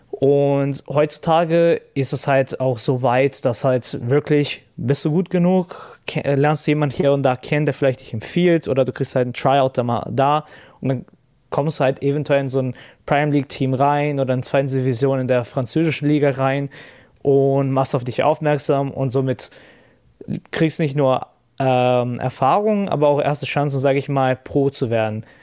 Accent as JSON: {"language": "German", "country": "Brazil", "second_language": "German", "lives_now": "Germany", "said": "ich komme ja auch aus Brasilien"}